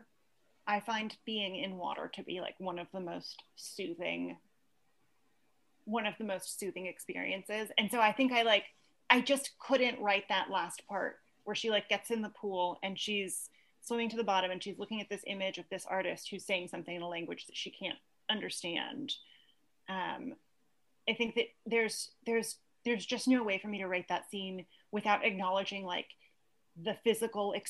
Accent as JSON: {"language": "English", "town": "Santa Cruz", "region": "California", "country": "United States", "tie": "born or raised there", "said": "I grew up in Santa Cruz, California"}